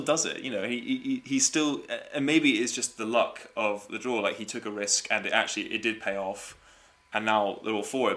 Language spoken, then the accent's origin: English; United States; as an American